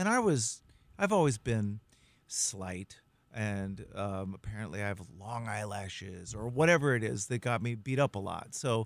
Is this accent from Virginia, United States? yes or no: no; Texas, United States; moved away as an adult; also born or lived in Los Angeles / New York City; now in Hudson Valley, United States; growing up in Texas, seventh generation Texan